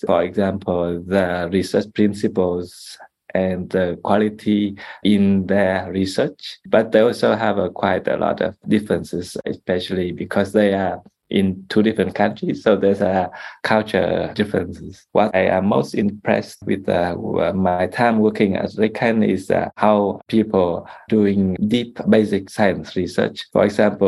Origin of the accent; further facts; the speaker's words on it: Vietnam; now in Australia; I am originally from Vietnam